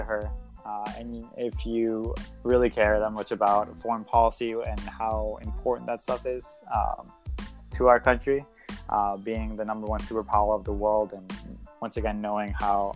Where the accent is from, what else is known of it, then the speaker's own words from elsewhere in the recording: United States; us most excited as American people